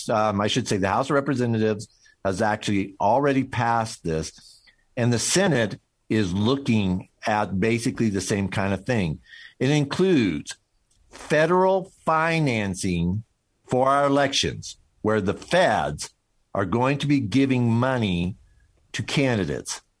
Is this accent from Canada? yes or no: no; Missouri, United States; I'm I'm from uh, I'm from Missouri, man. Uh, you don't you know by my accent that show me